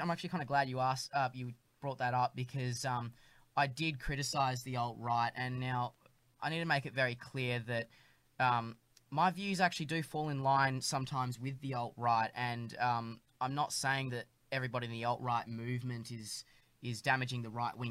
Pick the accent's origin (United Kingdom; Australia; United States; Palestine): Australia; Perth, Western Australia; now in Melbourne, Australia; when I was younger growing up in Perth